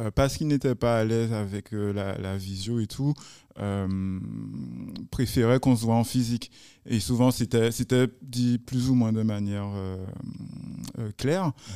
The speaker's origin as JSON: {"language": "French", "country": "Guadeloupe", "said": "chez nous en Guadeloupe"}